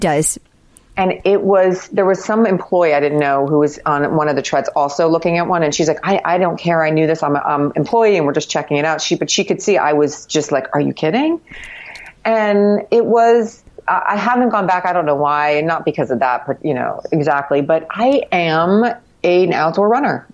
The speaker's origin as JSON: {"language": "English", "town": "Miami", "region": "Florida", "country": "United States", "tie": "born or raised there", "moved": "yes", "lives_now": "New York City, United States", "said": "when I grew up in Miami"}